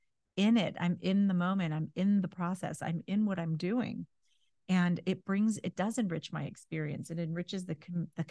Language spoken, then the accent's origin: English; California, United States; moved away; I grew up in California. I learned to drive in California